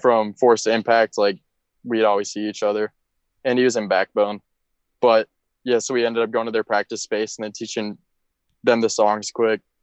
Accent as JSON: {"language": "English", "town": "Minneapolis", "region": "Minnesota", "country": "United States", "moved": "yes", "lives_now": "Daytona, United States", "said": "I'm from Minneapolis, but I currently live in Daytona, Florida"}